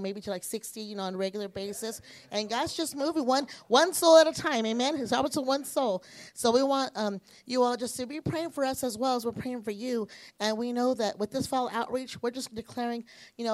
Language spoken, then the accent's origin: English; Greeley, United States; moved away as an adult; I was born and raised here in Greeley